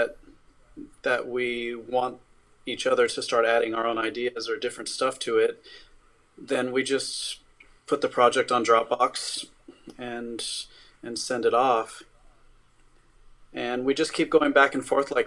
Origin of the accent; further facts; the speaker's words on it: Los Angeles, California, United States; I grew up in East Los Angeles, and I grew up around a lot of violence and stuff.